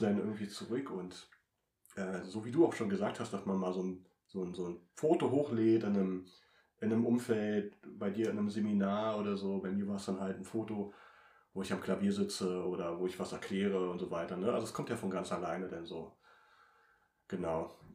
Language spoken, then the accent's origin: German; Treuenbrietzen, near Potsdam, Brandenburg, Germany; ich komme ja aus Trömbrizen, also ich wohne ja eine Stunde entfernt hier von Potsdam